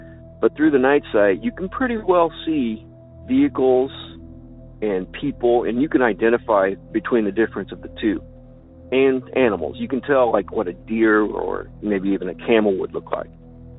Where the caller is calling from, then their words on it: Illinois, United States; from Land of Lincoln.